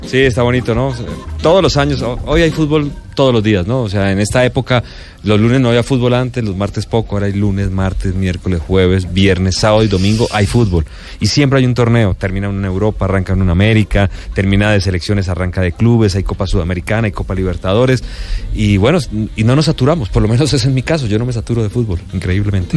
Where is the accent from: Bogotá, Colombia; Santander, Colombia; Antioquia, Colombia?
Santander, Colombia; Bucaramanga; also born or lived in Calamar, Bolívar; nos fuimos a ir a Bucaramanga, ya estaban mis abuelos y por eso crecí en Bucaramanga